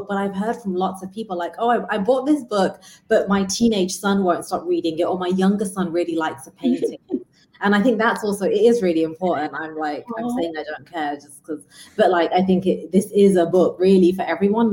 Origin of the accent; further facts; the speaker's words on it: England, United Kingdom; I was growing up in England